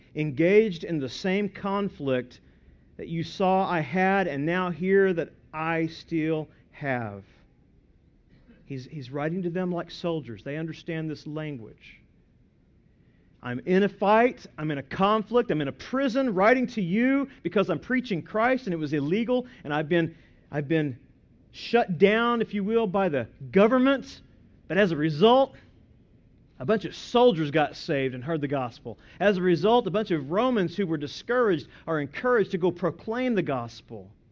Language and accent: English; United States; I am an American citizen.